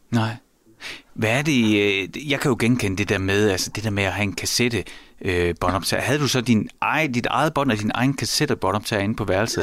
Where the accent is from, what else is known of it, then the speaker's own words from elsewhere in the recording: Horsens, Central Denmark Region, Denmark; jeg voksede op i Mimersgade i Horsens